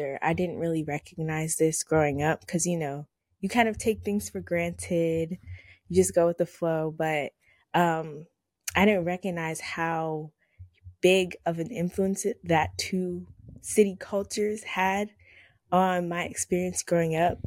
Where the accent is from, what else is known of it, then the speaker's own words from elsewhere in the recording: Laurel, Maryland, United States; I'm from Maryland, and I'm from Laurel, Maryland